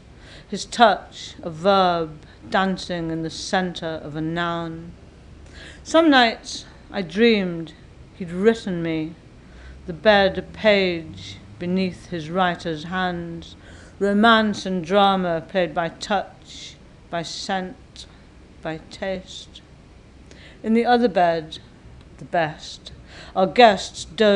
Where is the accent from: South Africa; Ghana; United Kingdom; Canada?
United Kingdom; England; my mother, who was from an Irish family, grew up in Scotland, and then I grew up in England